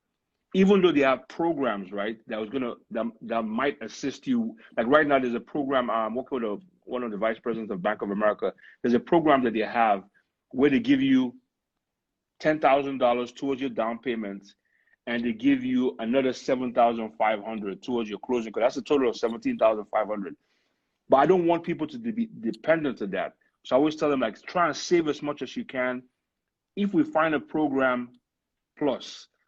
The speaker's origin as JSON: {"language": "English", "country": "Nigeria", "moved": "yes", "lives_now": "United States", "said": "I'm originally from Nigeria"}